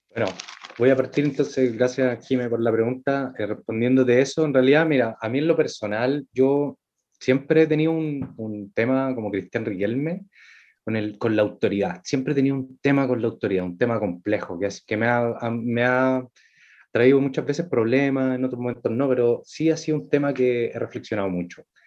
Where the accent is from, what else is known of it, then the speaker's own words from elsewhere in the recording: Valparaíso, Chile; soy de Valparaíso